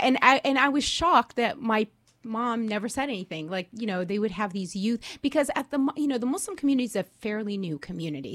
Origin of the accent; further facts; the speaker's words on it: Orange County, California, United States; I'm from Orange County, California. Um, I grew up there